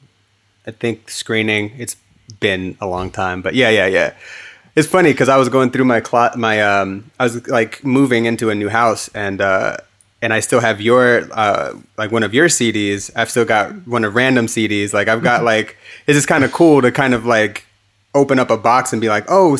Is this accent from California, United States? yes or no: yes; Hayward, California, United States; also born or lived in Dublin, California / Pleasanton, California / Phoenix, Arizona; I'm from Northern California. Like elementary school was in Hayward, California. And then high school was in Dublin or Pleasanton, California.